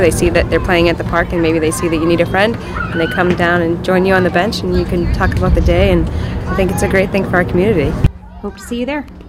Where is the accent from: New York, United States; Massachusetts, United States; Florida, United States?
Massachusetts, United States; Belmont; I'm from Belmont, Mass